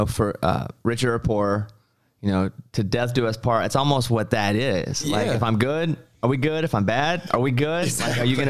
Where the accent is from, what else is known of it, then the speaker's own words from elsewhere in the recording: Arkansas, United States; we're the same age and basically from the same part of the world, because I'm from Arkansas.